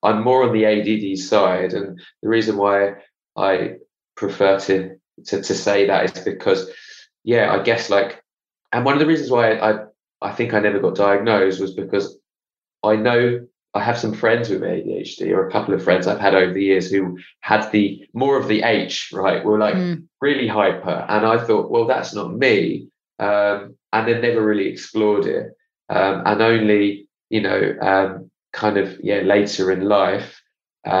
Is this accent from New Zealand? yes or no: no; England, United Kingdom; also born or lived in Israel / Australia; now in London, United Kingdom; I'm from England